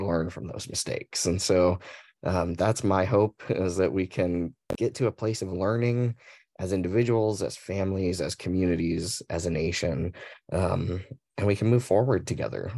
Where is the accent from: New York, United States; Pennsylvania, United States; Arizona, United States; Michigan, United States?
Arizona, United States; Mesa; also born or lived in Phoenix, Arizona; I was born and raised in, uh, Mesa, Arizona